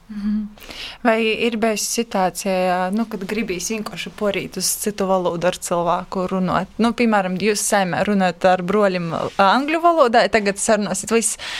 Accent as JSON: {"language": "Latvian", "region": "Latgale", "country": "Latvia", "said": "esmu no latgalis"}